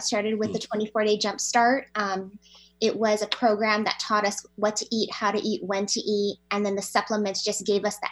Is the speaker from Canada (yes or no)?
no; Hawaii, United States; moved away as an adult; now in Washington, United States; I grew up in Hawaii